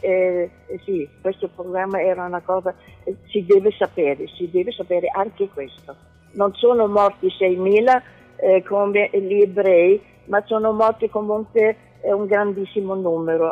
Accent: Berlin, Germany; moved away; personaggi che durante il nazismo sono vissuti a Berlino, come io

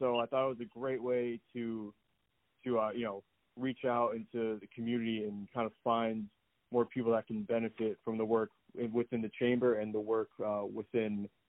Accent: Montville, New Jersey, United States; Hi, so I'm from Montville, New Jersey, pretty close to Franklin Lakes.

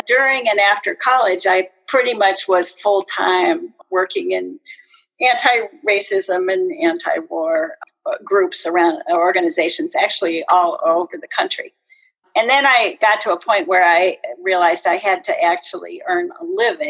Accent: Kirkland, Washington, United States; also born or lived in Seattle, Washington; I actually grew up and went to high school in uh, Kirkland

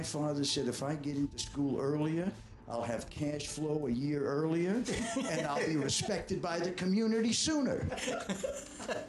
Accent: Boston, Massachusetts, United States; moved away as an adult; also born or lived in Nashville, Tennessee / New York; I was from Boston

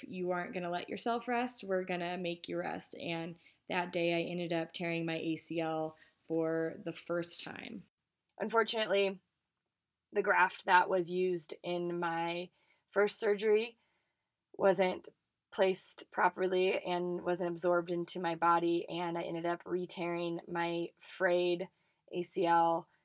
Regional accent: Colorado, United States; I grew up in Colorado playing for the Colorado Rush Soccer Club

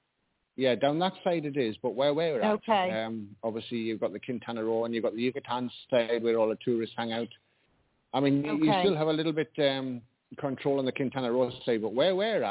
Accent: North East England, United Kingdom; accent: Geordie; now in Mexico; I'm actually from North England. I'm what you call a Geordie. I'm from the northeast of UK.

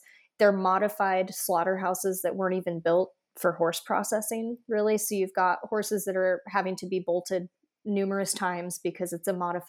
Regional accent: Midwest, United States; as you and I know growing up in the Midwest

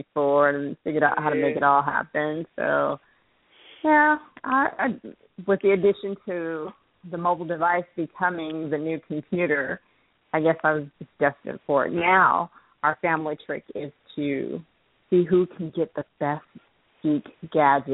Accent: Richmond, California, United States; now in Atlanta, United States; I am from Richmond, California

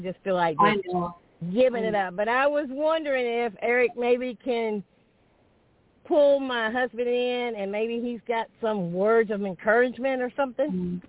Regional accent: Stockbridge, Georgia, United States; I'm from Stockbridge, Georgia.

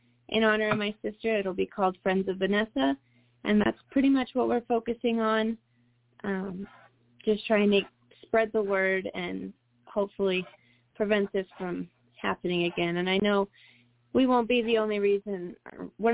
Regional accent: Arkansas, United States; now in Colorado, United States; I was born in Arkansas

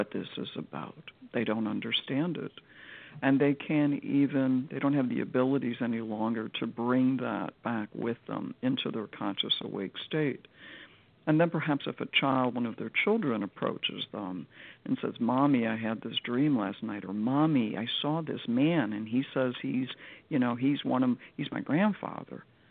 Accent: Chicago, Illinois, United States; this house in Chicago, my hometown

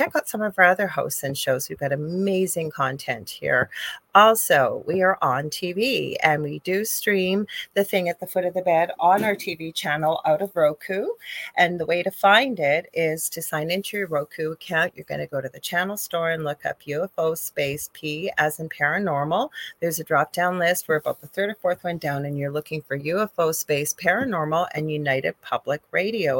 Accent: Canada; I am a Canadian spiritual medium

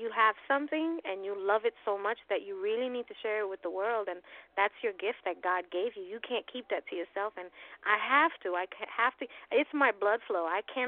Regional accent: New York City, New York, United States; I'm from Hell's Kitchen, Midtown Manhattan, born and raised.

